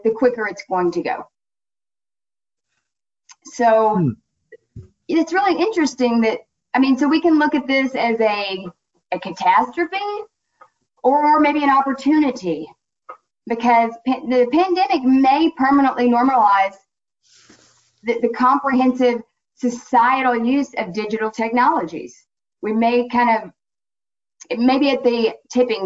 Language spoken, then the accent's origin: English; Florida, United States; my home state, Florida